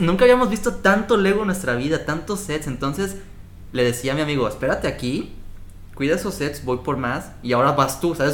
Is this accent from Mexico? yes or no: yes; Mexico; now in Montreal, Canada; Como mexicano, niño mexicano